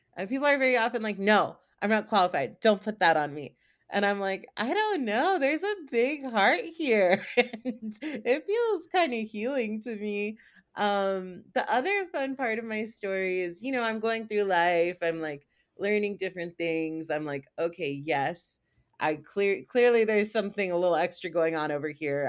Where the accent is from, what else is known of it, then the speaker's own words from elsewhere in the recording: South Carolina, United States; moved away as an adult; now in California, United States; I was born in a Hindu household in North Carolina. And I was raised in South Carolina